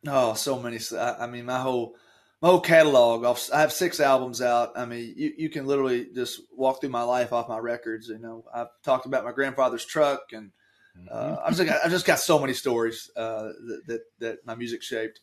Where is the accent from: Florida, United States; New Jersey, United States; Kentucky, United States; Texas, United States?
Kentucky, United States; Taylorsville; I grew up in Taylorsville